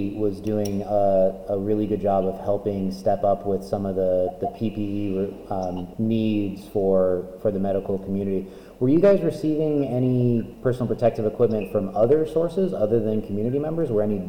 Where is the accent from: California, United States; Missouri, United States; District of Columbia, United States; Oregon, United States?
Oregon, United States; Bend; moved away; our hometown of Bend